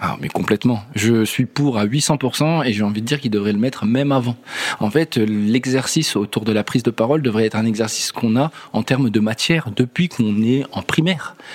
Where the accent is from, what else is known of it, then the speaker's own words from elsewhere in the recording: France; en tant que Français